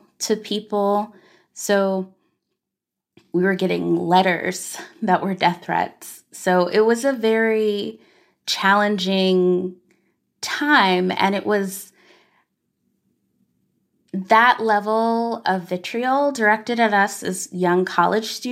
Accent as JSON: {"language": "English", "region": "Arkansas", "country": "United States", "tie": "born or raised there", "said": "as a black girl growing up in Arkansas"}